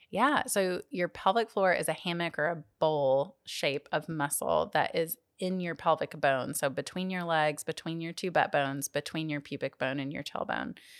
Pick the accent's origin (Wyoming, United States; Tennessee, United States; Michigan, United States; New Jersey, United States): Tennessee, United States; Jackson; went back to my hometown of Jackson, Tennessee